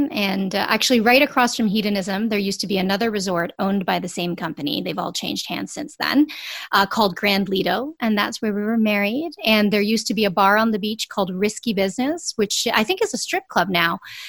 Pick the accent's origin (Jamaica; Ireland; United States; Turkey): Jamaica; I'm Jamaican. My mom's from Jamaica.